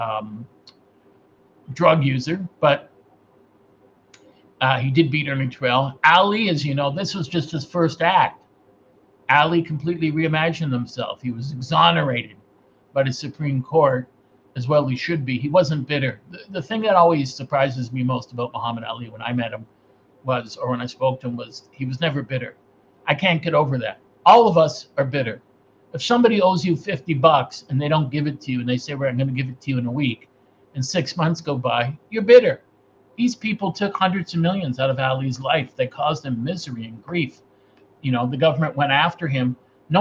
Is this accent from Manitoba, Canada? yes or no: no; Toronto, Ontario, Canada; he said, "Where are you from?" I said, "Toronto, Canada."